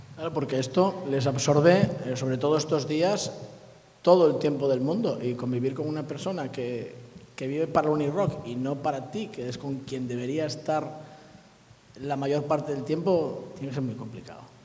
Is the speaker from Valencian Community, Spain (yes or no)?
no; Turón, Asturias, Spain; yo vengo de Turón